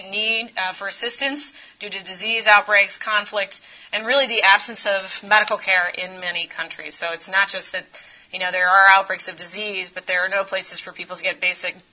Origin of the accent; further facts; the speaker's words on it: Florida, United States; I grew up in a really, really small town in Florida.